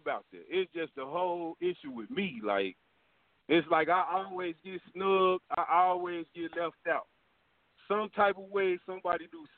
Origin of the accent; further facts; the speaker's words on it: Gary, Indiana, United States; now in Indianapolis, United States; I'm from Ivanhoe. Two of the realest hoods ever from Gary